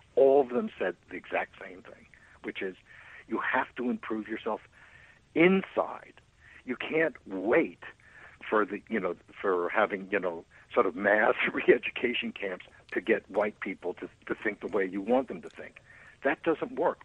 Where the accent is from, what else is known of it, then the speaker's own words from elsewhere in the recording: New York, United States; also born or lived in Los Angeles, California; now in California, United States; I'm originally from New York, but, you know, 50 years, I guess I have right to call myself a Californian